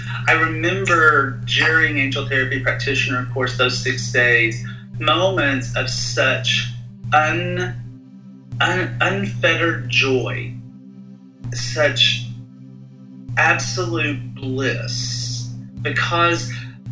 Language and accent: English; United States; born or raised there